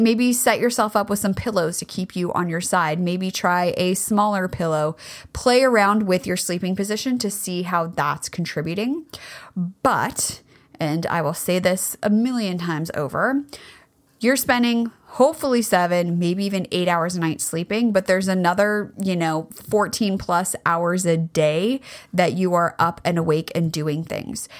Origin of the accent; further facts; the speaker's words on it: California, United States; I grew up in California